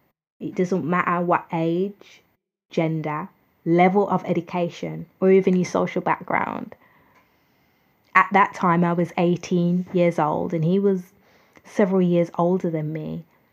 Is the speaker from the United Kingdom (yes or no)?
yes; United Kingdom; I'm from the United Kingdom